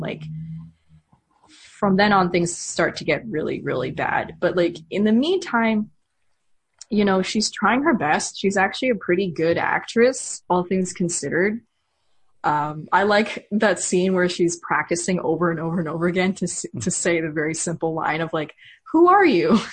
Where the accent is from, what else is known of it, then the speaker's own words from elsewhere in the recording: United States; as an American